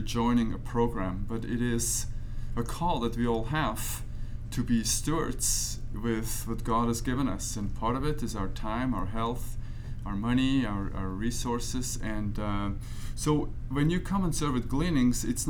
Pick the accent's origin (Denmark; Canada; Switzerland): Switzerland; moved away as an adult; now in United States; I grew up in Switzerland